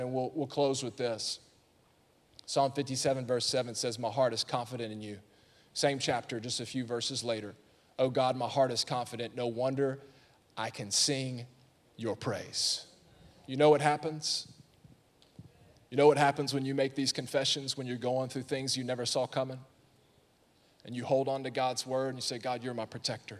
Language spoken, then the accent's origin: English; Alabama, United States; I'm from Alabama